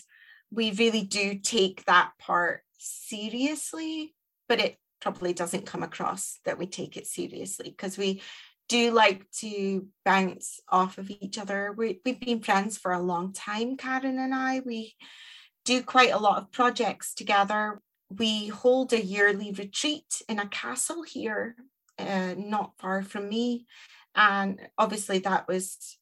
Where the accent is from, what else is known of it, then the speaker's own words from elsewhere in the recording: Scotland, United Kingdom; also born or lived in Aberdeen; I'm the Scottish one